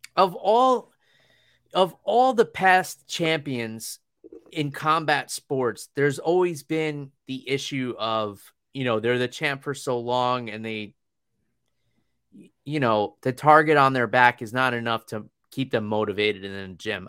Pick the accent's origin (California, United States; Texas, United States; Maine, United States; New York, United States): New York, United States; I come from New York where it's pretty easy to get around. We got trains